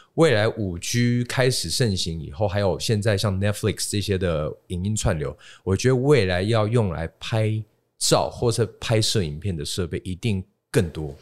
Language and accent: Chinese; Taiwan; 其实我们在台湾开始 一九五九年嘛，开始做这个，呃，贸易跟代理。那那个时候都是在这个所谓的相机，还有影像产业里面开始经营